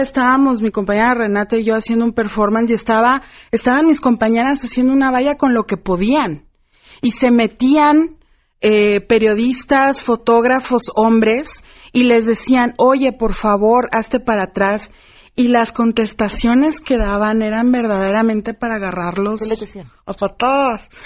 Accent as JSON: {"language": "Spanish", "town": "Ciudad Juárez", "region": "Chihuahua", "country": "Mexico", "tie": "born or raised there", "said": "yo que soy originaria de Ciudad Juárez, orgullosamente"}